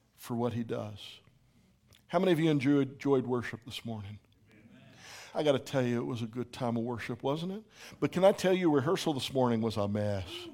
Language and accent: English; Pittsburgh, Pennsylvania, United States; moved away; also born or lived in Phoenix; I'm from Pittsburgh, not from Phoenix